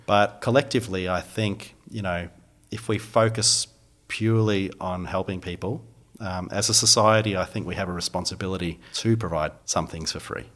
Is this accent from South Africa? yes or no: no; Phillip Island, Victoria, Australia; also born or lived in Melbourne; I grew up down on Phillip Island